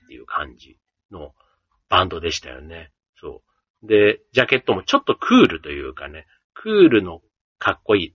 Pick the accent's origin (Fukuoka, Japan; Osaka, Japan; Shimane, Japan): Osaka, Japan; 出身が大阪なので